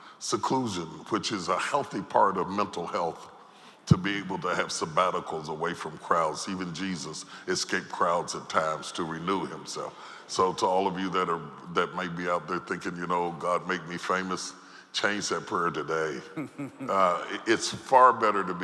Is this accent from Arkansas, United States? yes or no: no; Charleston, West Virginia, United States; I grew up in Charleston, West Virginia